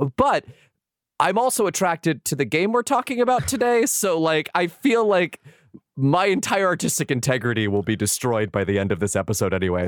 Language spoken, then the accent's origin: English; San Diego, California, United States; I grew up in San Diego